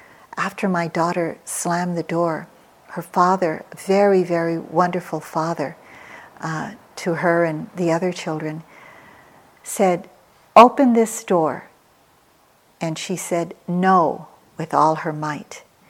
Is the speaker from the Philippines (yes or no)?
yes; Philippines; moved away as an adult; now in United States; I came to America with three small children as a single parent. I came from the Philippines.